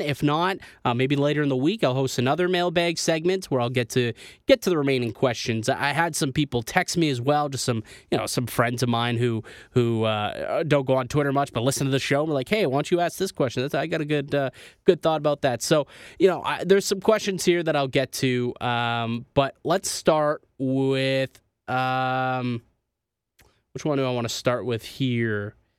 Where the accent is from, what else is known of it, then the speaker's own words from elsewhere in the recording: Niagara Falls, Ontario, Canada; moved away as an adult; now in Toronto, Canada; I'm from Niagara Falls. Uh, that's where I'm, uh, you know, born and raised